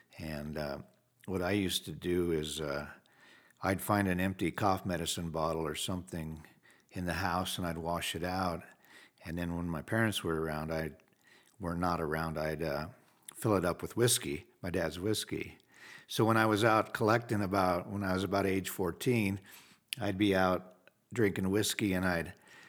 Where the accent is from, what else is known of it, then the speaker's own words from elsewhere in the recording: Wheat Ridge, Colorado, United States; I was raised in Wheat Ridge, Colorado, right outside of Denver. Family of four.